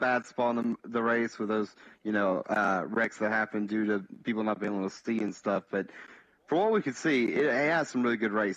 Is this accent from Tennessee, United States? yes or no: yes; Bristol, Tennessee, United States; that's my hometown track, so I'm a big Bristol guy